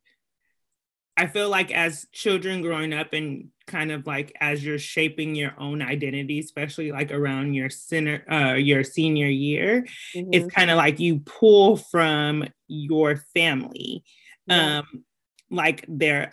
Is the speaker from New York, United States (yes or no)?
no; California, United States; moved away; I'm originally grew up in California